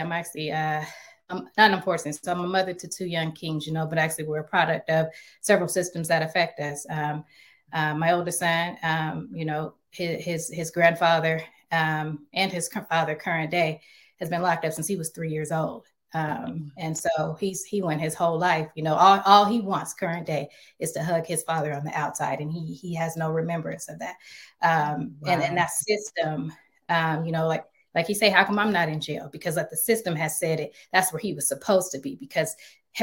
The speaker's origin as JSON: {"language": "English", "town": "Seattle", "region": "Washington", "country": "United States", "tie": "born or raised there", "also_born_or_lived": "Little Rock, Arkansas", "said": "I'm from Little Rock, Arkansas, and I grew up in Seattle. And we came to Seattle"}